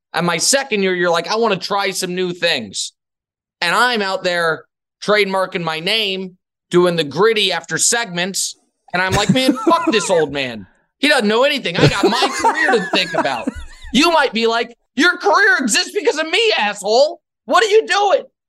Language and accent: English; Kansas City, United States; moved away as an adult; now in New York City, United States; I'm from Kansas City